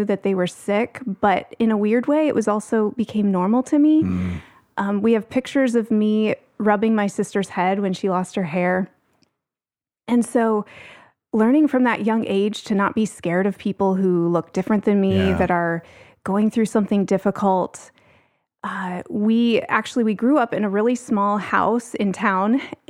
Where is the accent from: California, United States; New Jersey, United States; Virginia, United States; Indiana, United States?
Indiana, United States; I grew up in Northern Indiana, but because of some medical needs that came up for my sister, spent a lot of time here.